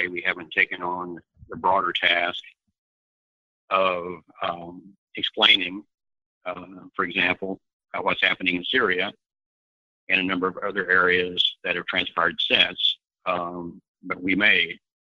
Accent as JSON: {"language": "English", "town": "Bloomington", "region": "Indiana", "country": "United States", "tie": "born or raised there", "said": "living in my hometown of Bloomington, Indiana at the time"}